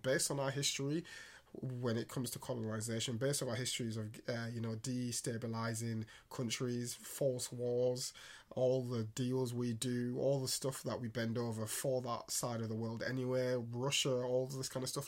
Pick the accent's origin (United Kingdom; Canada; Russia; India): United Kingdom; England; an English-born uh, boy in this country